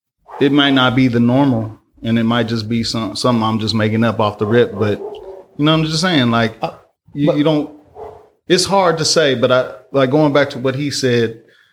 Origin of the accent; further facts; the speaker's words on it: Oakland, California, United States; I'm from the world. I'm here. I'm from the soil. I'm from Oakland.